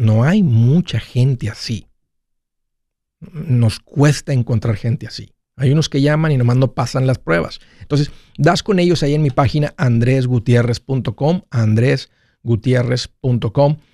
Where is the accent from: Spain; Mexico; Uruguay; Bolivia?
Mexico; yo soy de México